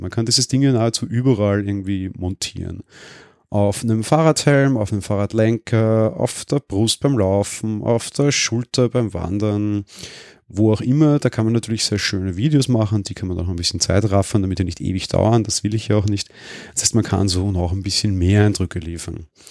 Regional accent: Vienna, Austria; ich bin Wiener

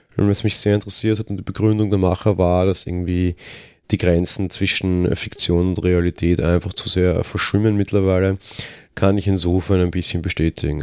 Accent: Austria; als Österreicher

